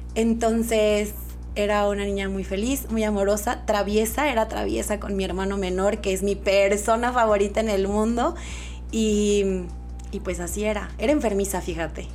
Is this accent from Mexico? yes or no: yes; Durango, Mexico; also born or lived in Mexico City; Estudié aquí en Durango hasta la prepa y la universidad me fui a la Ciudad de México.